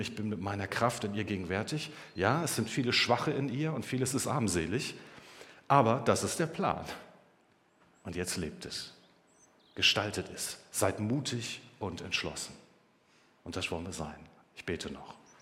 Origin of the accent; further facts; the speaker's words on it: Germany; Wir haben es doch erlebt als Deutsche.